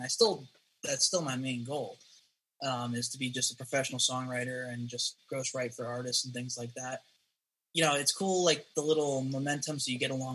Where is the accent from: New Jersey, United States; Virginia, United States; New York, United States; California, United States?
New Jersey, United States; Jersey Shore; also born or lived in Philadelphia / Winter Park; now in Nashville, United States; I'm originally from the Jersey Shore. You're probably already trying to get some form of Guido-ness out of me, but no. Yeah, so I grew up there